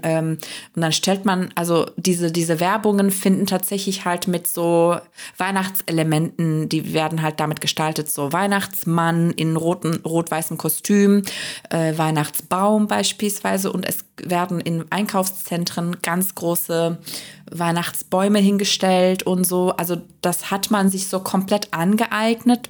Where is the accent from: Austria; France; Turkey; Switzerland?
Turkey; moved away as an adult; now in Germany; ich bin ja in der Türkei aufgewachsen und war 23 Jahre alt, als ich nach Deutschland gezogen bin